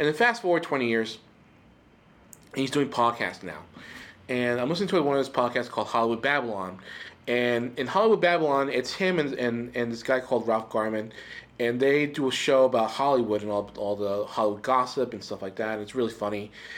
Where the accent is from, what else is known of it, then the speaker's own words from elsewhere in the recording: Puerto Rico; Okay, so I grew up in Puerto Rico, And growing up in Puerto Rico, I felt like I was a mutant.